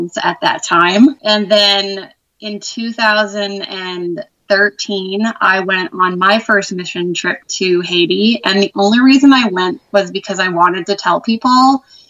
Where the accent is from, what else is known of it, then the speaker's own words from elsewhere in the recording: Canada; I am from Canada and I'm actually from the coldest province there is.